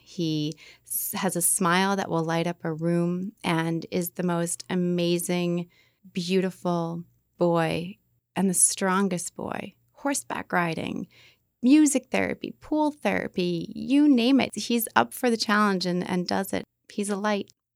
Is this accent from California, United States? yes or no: no; Beverly, Massachusetts, United States; I'm from the North Shore, Beverly.